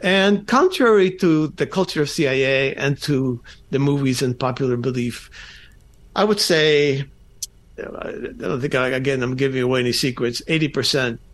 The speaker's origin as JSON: {"language": "English", "town": "Falls Church", "region": "Virginia", "country": "United States", "tie": "born or raised there", "also_born_or_lived": "Cuba / Miami / Vienna, Virginia", "said": "I grew up in Falls Church, Virginia, outside Washington, D.C."}